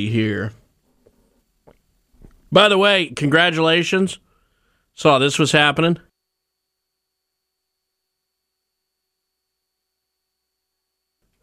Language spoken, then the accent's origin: English; North Carolina, United States; we're both from North Carolina